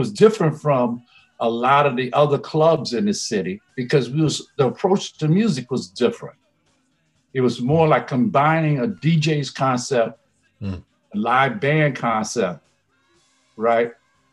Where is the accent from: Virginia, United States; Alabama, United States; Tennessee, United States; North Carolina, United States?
Virginia, United States; now in New York, United States; I'm from Virginia